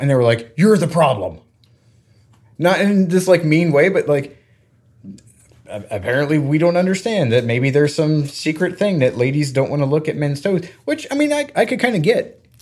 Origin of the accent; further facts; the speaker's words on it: Florida, United States; I grew up in Florida